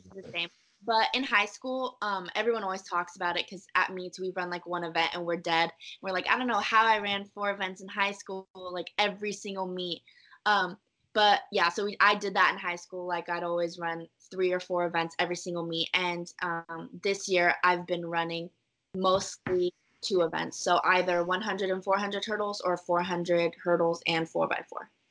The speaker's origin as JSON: {"language": "English", "town": "Irvine", "region": "California", "country": "United States", "tie": "born or raised there", "said": "I grew up in Irvine"}